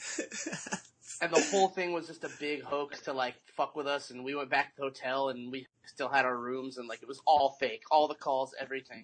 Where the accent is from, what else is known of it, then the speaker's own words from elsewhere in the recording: Mesa, Arizona, United States; also born or lived in Tempe, Arizona; Arizona, born and raised in Mesa